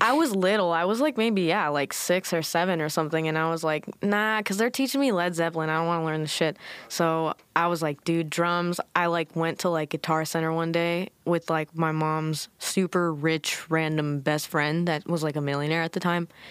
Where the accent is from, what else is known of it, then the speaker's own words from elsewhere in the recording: Newport Beach, California, United States; also born or lived in Irvine, California; I was born in Newport. Like, you know, my mother gave birth in Newport